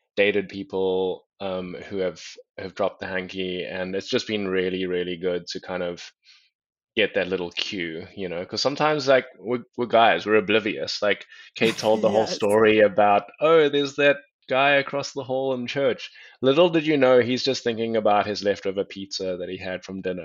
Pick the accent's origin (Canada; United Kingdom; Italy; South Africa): South Africa; moved away as an adult; also born or lived in Atlanta; now in United States; I'm originally from South Africa. I'm half Mauritian, half Chinese, but I was born in South Africa